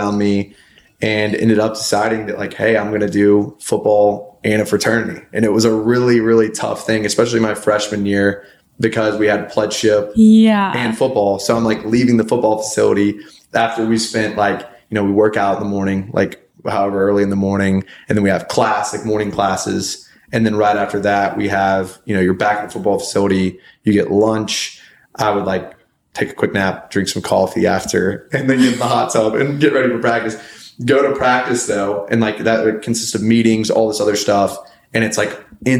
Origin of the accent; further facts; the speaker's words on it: Birmingham, Alabama, United States; moved away as an adult; also born or lived in Tuscaloosa, Alabama; now in Nashville, United States; I'm from Birmingham, Alabama. Grew up in Birmingham